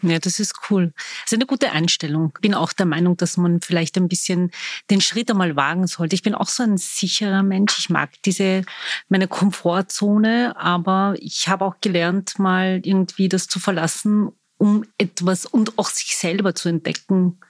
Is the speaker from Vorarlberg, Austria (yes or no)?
no; Vienna, Austria; Ich bin waschechte Wienerin